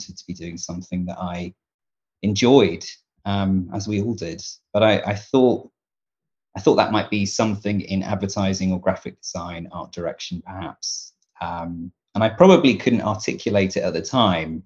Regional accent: Devon, South West England, United Kingdom; I am a Devon guy. I grew up in Devon in the southwest of England.

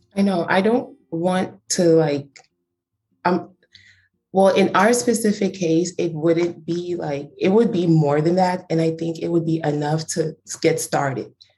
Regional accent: Cameroon; now in United States; I'm not American. Well, I guess I'm American technically, but I was born in Cameroon.

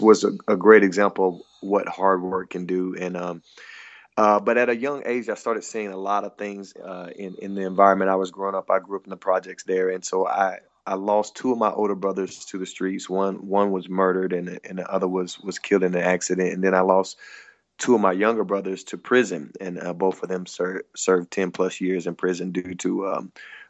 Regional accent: the Bible Belt, United States; growing up in the Bible Belt

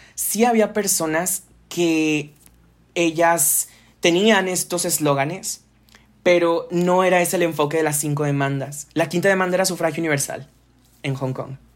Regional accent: Monterrey, Nuevo León, Mexico; acá en Monterrey, de donde soy

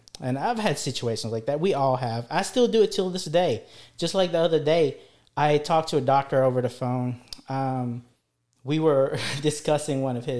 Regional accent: Philippines; English is a second language; moved away; especially when I came here, back in our introduction, I came here from the Philippines. I didn't know any English.

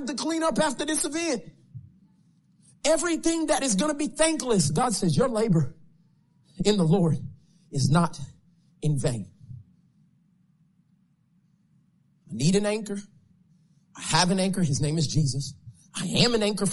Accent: Tulsa, Oklahoma, United States; I'm from Oklahoma, Tulsa, Oklahoma

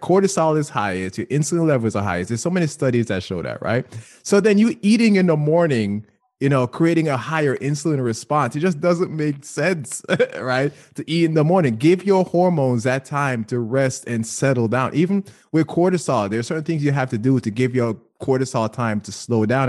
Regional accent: Jamaica; now in United States; I grew up in Jamaica

